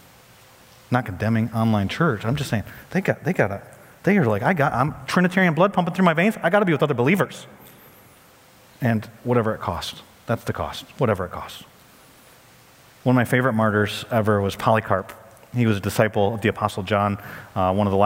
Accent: United States; as an American pastor

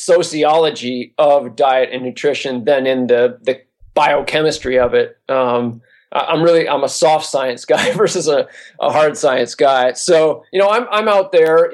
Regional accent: New Hampshire, United States; moved away as an adult; also born or lived in Philadelphia area; now in California, United States; I grew up in New Hampshire mainly. Our family bounced around a little bit, but really from first grade on, I was in New Hampshire

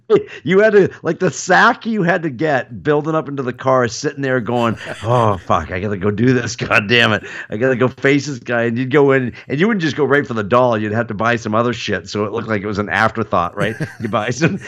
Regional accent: United States; as an American

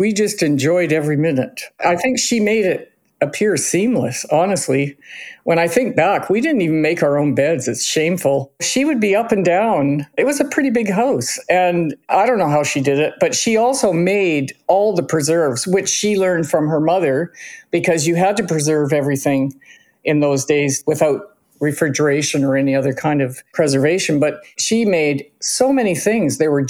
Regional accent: Cranbrook, British Columbia, Canada; born there; I was born in Cranbrook and Kay was born at Royal Columbian

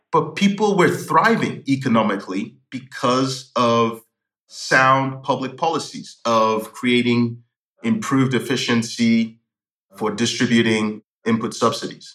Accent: Lagos, Nigeria; moved away as an adult; also born or lived in Newcastle, United Kingdom / London, United Kingdom; I lived in Lagos. I grew up in Lagos, uh, Nigeria.

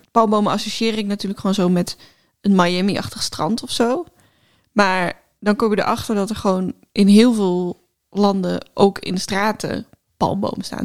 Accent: Groningen, Netherlands; Ik kom uit Groningen.

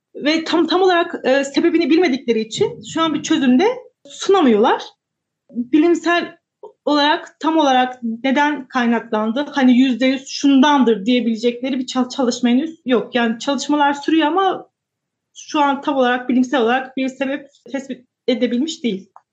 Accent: Kayseri Province, Turkey; ben Kayseriliyim. Kayseri'de yaşıyorum.

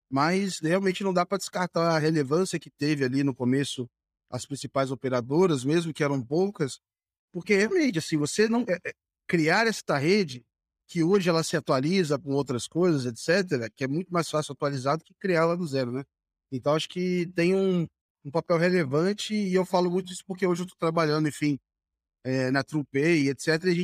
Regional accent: Volta Redonda, Rio de Janeiro, Brazil; eu sou de, é, de Volta então. Redonda.

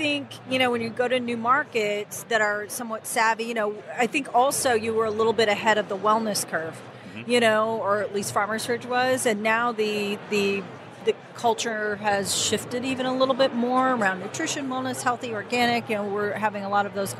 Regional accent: Chicago, Illinois, United States; now in New York, United States; I'm a native Chicagoan

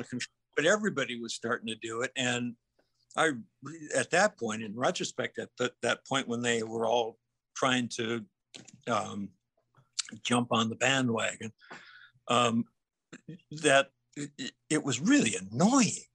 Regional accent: Minnesota, United States; growing up in Minnesota

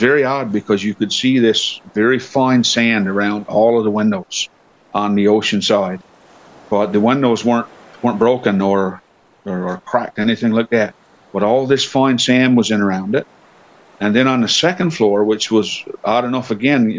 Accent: Channel-Port aux Basques, Newfoundland and Labrador, Canada; I'm born and raised in Port of Basque.

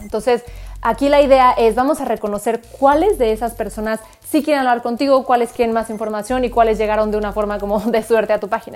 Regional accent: Mexico; como decimos en México

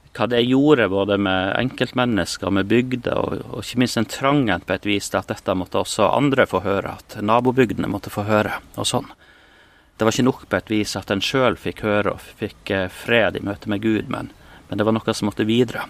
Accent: Målselv, Troms, Norway; moved away as an adult; also born or lived in Bolivia / Spain; jeg har vokst opp i Troms, eh, oppe i Målselv

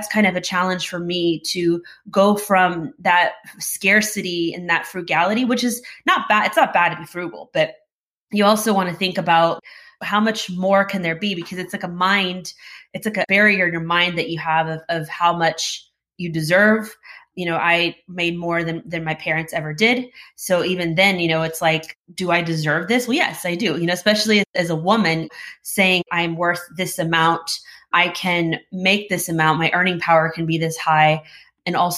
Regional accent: Houston, Texas, United States; I was born here in Houston.

